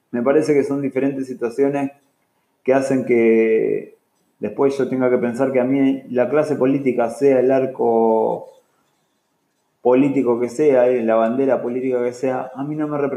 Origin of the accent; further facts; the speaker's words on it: Argentina; siento que como argentino